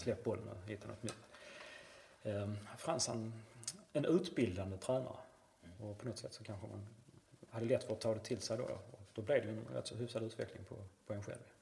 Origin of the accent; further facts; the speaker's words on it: Malmö, Skåne, Sweden; also born or lived in St. Louis, United States; jag var ju Husikille, spelade till Husie egentligen från jag var sju år till jag var 23